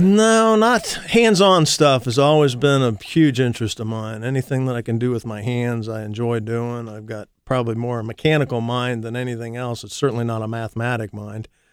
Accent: Columbus, Ohio, United States; also born or lived in Massachusetts / Idaho; I'm a Columbus boy, actually. I was born in Massachusetts. My family moved to Columbus when I was six, so I'm pretty much a Columbus guy

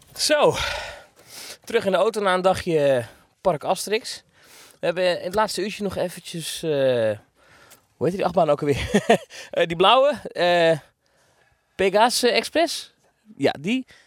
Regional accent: Netherlands; als Nederlander hier

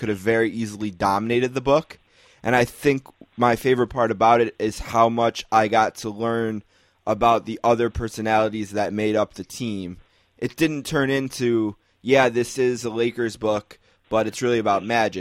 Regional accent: Buffalo, New York, United States; I'm from Buffalo.

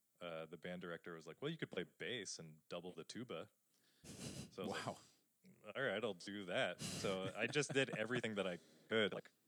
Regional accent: eastern Washington, United States; I grew up 4 hours from Seattle in the eastern side of the state.

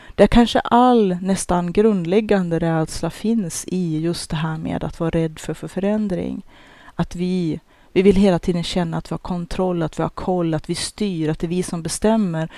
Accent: Norrland, Sweden; jag som norrlänning och den bakgrund som jag har, den uppfostran jag har

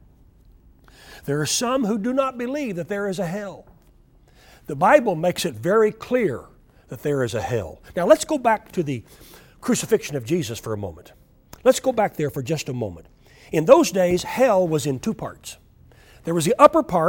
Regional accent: Oklahoma, United States; I grew up in Oklahoma

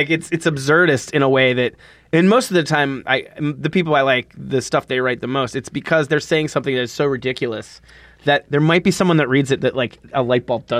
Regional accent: Northeast, United States; moved away; I grew up in the Northeast

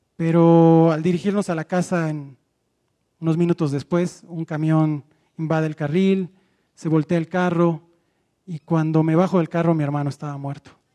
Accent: Mérida, Yucatán, Mexico; moved away; also born or lived in Mexico City; yo vengo de la ciudad de Mérida, Yucatán y vengo de un hogar destrozado

